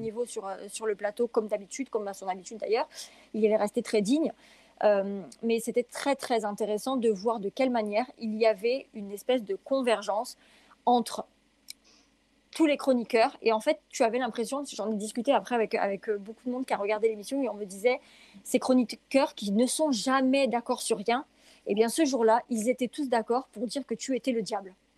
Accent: France; je suis française

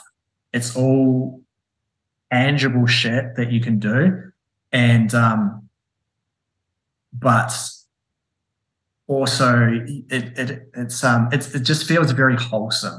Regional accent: New Zealand; I'm a Kiwi

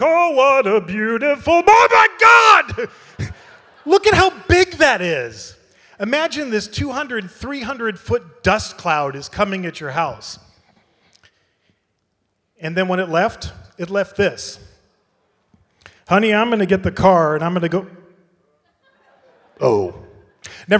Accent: United States; moved away as an adult; now in Ireland; I live in Europe, I've been in Ireland for 5 years, I'm an American

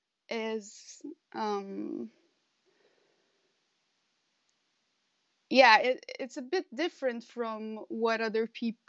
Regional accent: Portugal; moved away as an adult; now in Amsterdam, Netherlands; I was born and raised in Portugal, and my family is Portuguese.

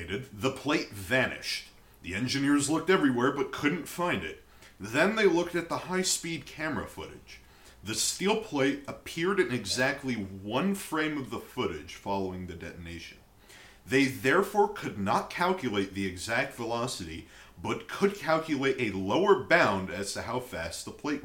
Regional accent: United States; as an American

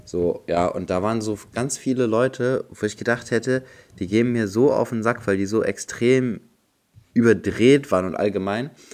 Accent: Bremen, Germany; bei uns in Bremen

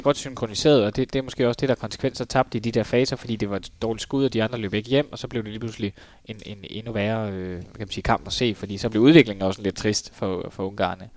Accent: Denmark; som dansker

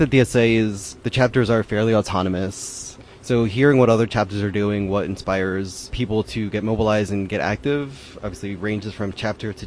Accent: Philadelphia, Pennsylvania, United States; also born or lived in Chicago; now in Seattle, United States; I'm originally from Philadelphia, but I spent several years in Chicago

